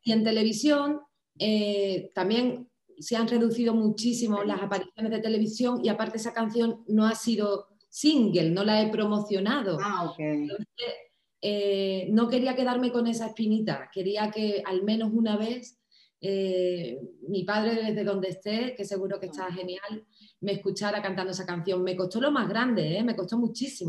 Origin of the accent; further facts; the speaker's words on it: Cádiz, Andalusia, Spain; also born or lived in Miami / Los Angeles; cantaba en carnaval, en Cádiz, en mi tierra